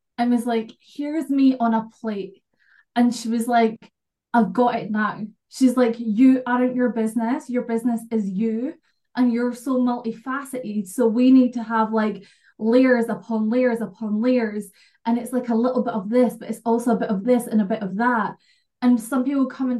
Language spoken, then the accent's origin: English; Scotland, United Kingdom; I'm from Scotland